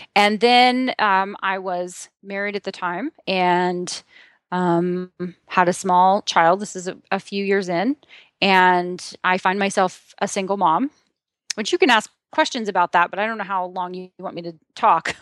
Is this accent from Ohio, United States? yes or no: yes; Southeastern Ohio, United States; I'm from Southeastern Ohio